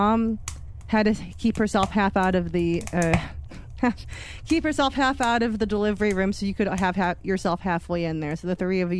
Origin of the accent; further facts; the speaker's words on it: North Dakota, United States; I grew up in the Dakotas. We just went back and forth between the two, but we've maintained our time in North Dakota.